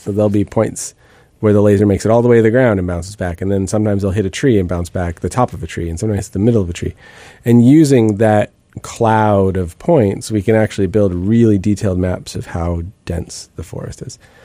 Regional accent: Bellingham, Washington, United States; moved away; I grew up in the Northwest and in, um, Bellingham and grew up sort of wandering in the woods

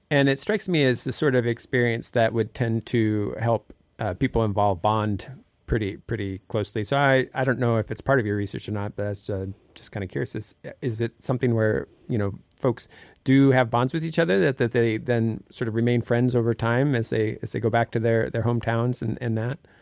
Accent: Sitka, Alaska, United States; I grew up here in Sitka and have now lived here

